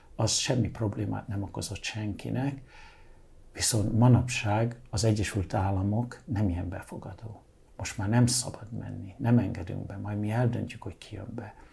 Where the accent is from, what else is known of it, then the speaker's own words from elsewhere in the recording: Hungary; moved away as an adult; also born or lived in London, United Kingdom / Budapest / Balaton / New York, United States; én Angliában születtem, Magyarországra, mint egy kis angol migráns érkezem, annak ellenére, hogy magyar vagyok, ugye, de én Angliában születtem, úgyhogy angol is. Innen 15 év után diszidálok